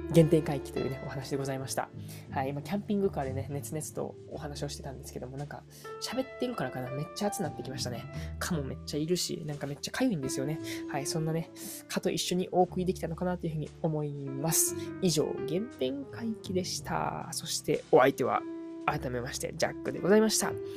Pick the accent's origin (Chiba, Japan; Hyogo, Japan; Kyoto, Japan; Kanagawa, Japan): Kyoto, Japan; Uji; moved away as an adult; 僕のね、出身が一応京都府なんですね。